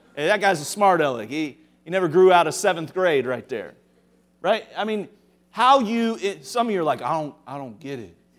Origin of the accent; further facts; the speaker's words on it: Cincinnati, Ohio, United States; moved away; I grew up in Cincinnati.